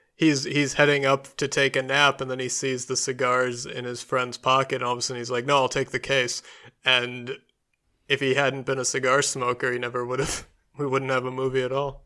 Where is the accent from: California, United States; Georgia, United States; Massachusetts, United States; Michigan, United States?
Michigan, United States; also born or lived in New York; my home state of Michigan